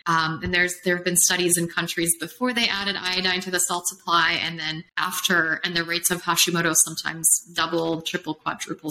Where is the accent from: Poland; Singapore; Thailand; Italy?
Poland; also born or lived in Chicago, United States / Los Angeles, United States / Phoenix, United States / Colorado, United States; now in Austin, United States; I'm from Poland originally, and then I came to Chicago, which is like Poland 2.0